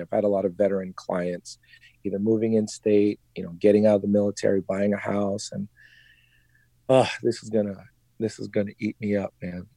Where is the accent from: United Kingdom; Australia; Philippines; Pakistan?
Philippines; I'm Filipino.